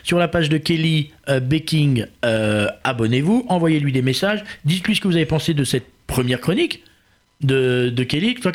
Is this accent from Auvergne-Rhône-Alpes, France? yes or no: no; Paris, Île-de-France, France; en tant que Parisien, hein, on est les parisiens